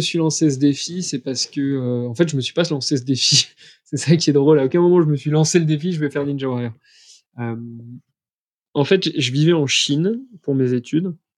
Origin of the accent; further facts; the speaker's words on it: Montpellier, Occitania, France; moved away; also born or lived in Troyes; je viens de Troyes à la base, mais j'ai fait mon enfance à Montpellier.